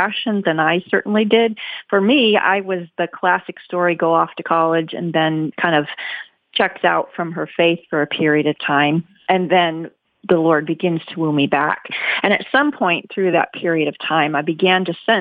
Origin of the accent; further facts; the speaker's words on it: Midwest, United States; I grew up in America's heartland, in fact, on a farm in the Midwest